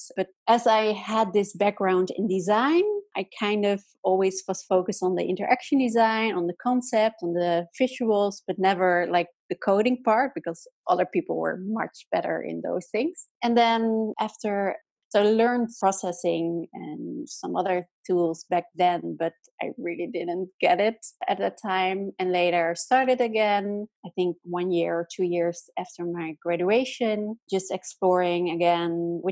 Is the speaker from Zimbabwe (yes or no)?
no; Amsterdam, North Holland, Netherlands; I'm from the Netherlands and I lived most of my life in Amsterdam